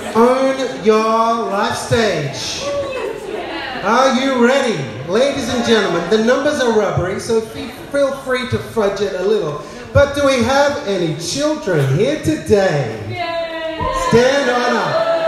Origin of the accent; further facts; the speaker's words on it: Bangladesh; also born or lived in Adelaide, Australia / South India / Sydney, Australia; I was born in Adelaide, raised in Bangladesh as a missionary kid, went to boarding school in South India, settled back in Sydney